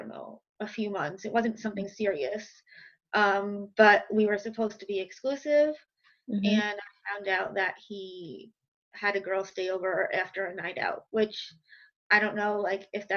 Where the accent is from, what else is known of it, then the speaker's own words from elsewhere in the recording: Westchester, New York, United States; accent: New York; now in Brooklyn, United States; I'm from New York, if you can't hear in my accent. I live in Brooklyn. I'm from Westchester, so I've been pretty much in the tri-state area my whole life.